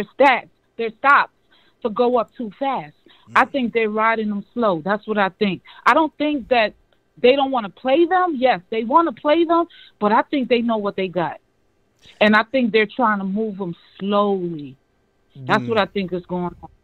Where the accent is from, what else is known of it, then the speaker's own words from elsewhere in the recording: New York City, New York, United States; now in Georgia, United States; I'm from Brooklyn, chilling out here in Georgia